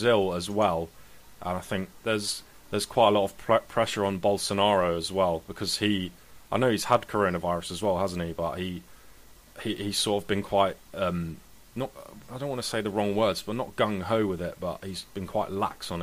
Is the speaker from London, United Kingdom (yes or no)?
yes; London, United Kingdom; I'm a Londoner